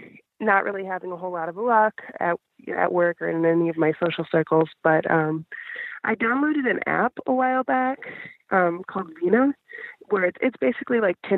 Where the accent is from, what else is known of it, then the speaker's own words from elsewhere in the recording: Wisconsin, United States; moved away as an adult; now in Houston, United States; So about a year and a half ago, I moved from the town where I grew up in Wisconsin down to Houston, Texas with my husband.